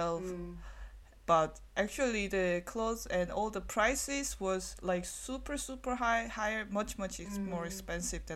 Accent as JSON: {"language": "English", "country": "South Korea", "tie": "born or raised there", "moved": "yes", "lives_now": "Germany"}